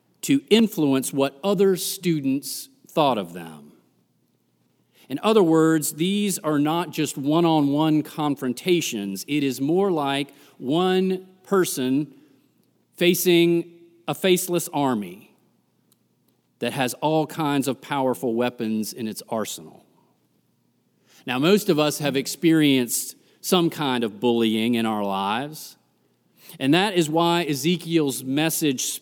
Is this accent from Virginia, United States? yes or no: no; Greensboro, North Carolina, United States; moved away; Growing up in Greensboro